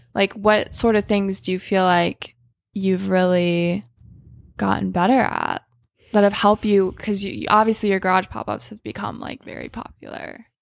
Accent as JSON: {"language": "English", "region": "Michigan", "country": "United States", "tie": "born or raised there", "said": "I grew up in Michigan"}